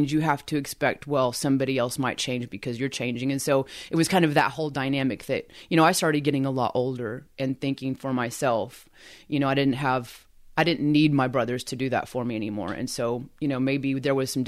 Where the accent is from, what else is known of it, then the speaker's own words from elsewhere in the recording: Eufaula, Oklahoma, United States; moved away as an adult; I graduated from Eufaula High School. That's my hometown